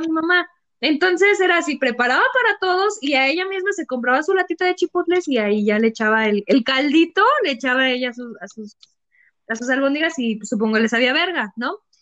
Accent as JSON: {"language": "Spanish", "country": "Mexico", "said": "salí defectuosa como mexicana"}